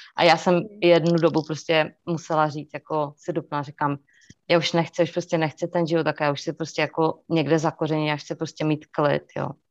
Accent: Czechia; moved away as an adult; now in North Carolina, United States; je to naše řeč, že jo, prostě já jsem se tam narodila

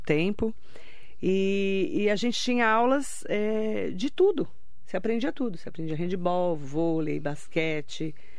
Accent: Suzano, São Paulo, Brazil; Eu, eu estudei no Justiniano, em Suzano, né? Primeiro estudei no Sebastião Pereira Vidal, estudei no SESC, onde eu nasci

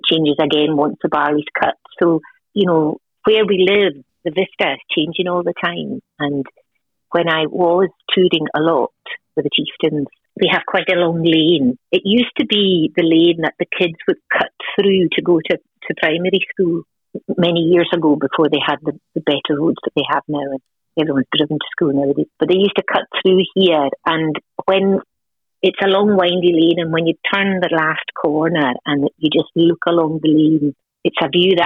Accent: Outer Hebrides, Scotland, United Kingdom; moved away as an adult; now in Wexford, Ireland; I'm originally from the Outer Hebrides off the northwest coast of Scotland. So I grew up what we'd call in a crofting community

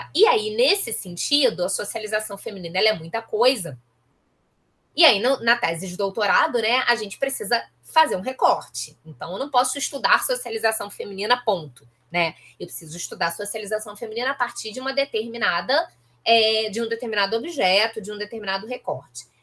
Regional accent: Nova Iguaçu, Rio de Janeiro, Brazil; now in Rio de Janeiro, Brazil; eu sou de Nova Iguaçu

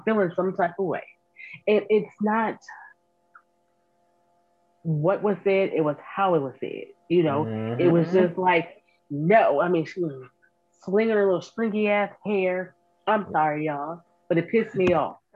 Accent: United States; I was born and raised in the Bottoms

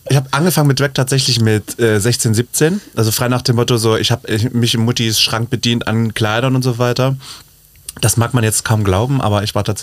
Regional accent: Leipzig, Saxony, Germany; Leipzig in meiner Heimat, die mich unter die Fittiche genommen hat, aber mit der Prämisse, ich schmink dich einmal, dann muss es von alleine können.

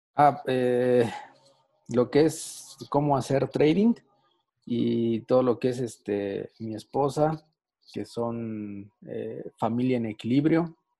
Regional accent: Mexico; acá en México nosotros pagamos impuestos

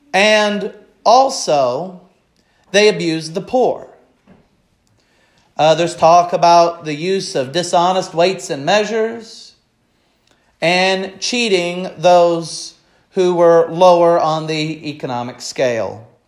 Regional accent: Missouri, United States; I have a tendency to affectionately refer to Missouri as my home state, with no offense to Illinois. That's just what I've always looked at as my home state.

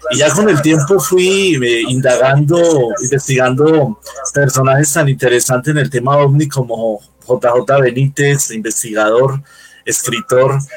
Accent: Bogotá, Bogotá Capital District, Colombia; born there; pues soy ciudadano colombiano, nací en Bogotá, ya tengo ratito en este planeta

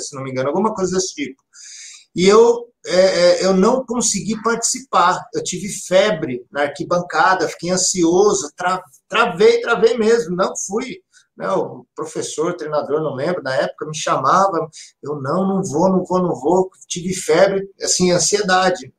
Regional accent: Campinas, São Paulo, Brazil; eu sou de Campinas, cidade de Campinas. Vi, mor, nasci e vivo até hoje aqui na, na, cidade de Campinas

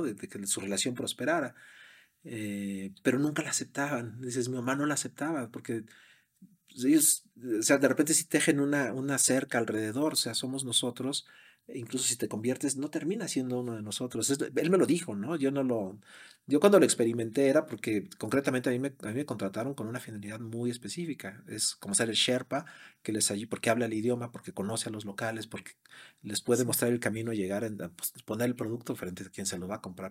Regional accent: Mexico; moved away as an adult; also born or lived in Brazil / London, England; now in United States; siendo mexicano

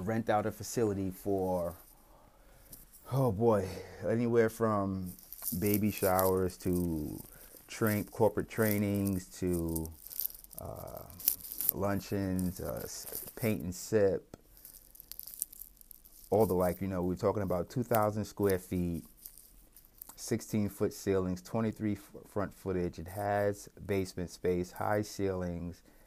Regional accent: New York, United States; I'm from New York

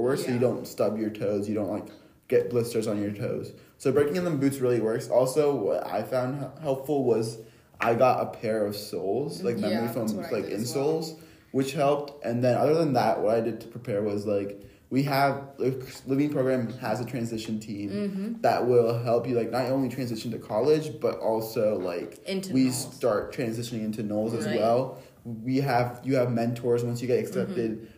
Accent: North Carolina, United States; I'm from North Carolina

